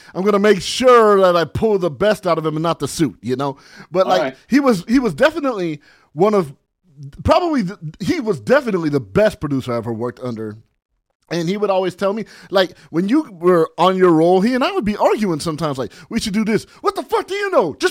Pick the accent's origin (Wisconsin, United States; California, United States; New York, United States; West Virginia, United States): California, United States; San Bernardino; also born or lived in Barstow, California; I grew up in San Bernardino, California